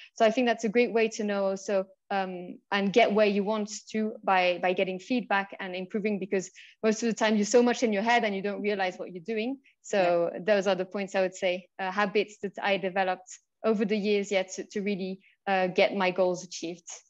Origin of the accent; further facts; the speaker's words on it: Switzerland; moved away as an adult; also born or lived in United Kingdom / France; now in Mexico; I'm originally from the UK, but I was born and raised in Switzerland.